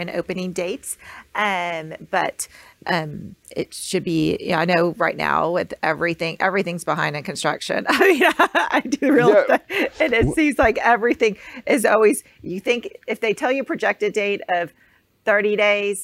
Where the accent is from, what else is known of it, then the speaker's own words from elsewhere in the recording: Texas, United States; I'm from Texas